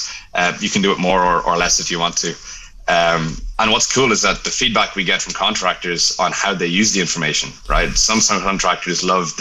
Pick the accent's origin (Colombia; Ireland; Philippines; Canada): Ireland; accent: Irish; moved away as an adult; also born or lived in Dublin, Ireland; now in Dallas, United States; I'm Irish, right? You can tell by my accent.